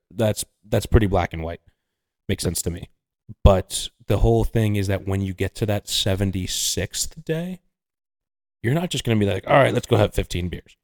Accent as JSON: {"language": "English", "region": "New York", "country": "United States", "said": "as a New Yorker"}